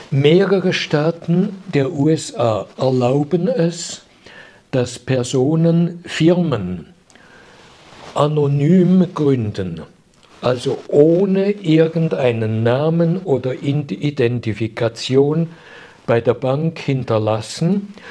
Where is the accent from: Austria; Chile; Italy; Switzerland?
Switzerland; Und das ist ein ganz, ganz trauriges Gefühl für mich als Schweizer.